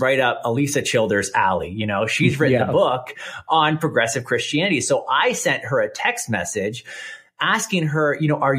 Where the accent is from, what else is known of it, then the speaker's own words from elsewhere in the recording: Canada; accent: Canadian; I live here in Canada, and so people might notice the accent. I'm Canadian